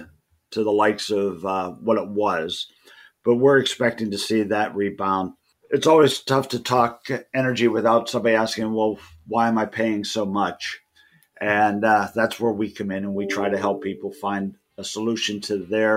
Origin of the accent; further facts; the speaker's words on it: Sewickley, Pennsylvania, United States; also born or lived in Beaver County, Pennsylvania; I was born in Swickley, and I've lived in Beaver County outside of the college years and, you know, local, you know, growing up places here and there. But I reside in Hopewell now, and I have for the last 30 years